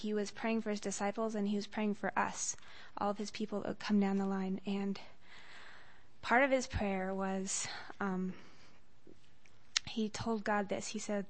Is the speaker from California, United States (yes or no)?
yes; Loma Linda, California, United States; I'm from Loma Linda.